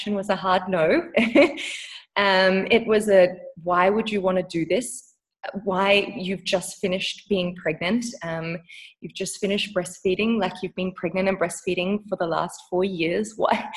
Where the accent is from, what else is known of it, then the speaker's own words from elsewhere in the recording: Australia; moved away as an adult; now in South Africa; We currently live in South Africa, even though I am an Australian.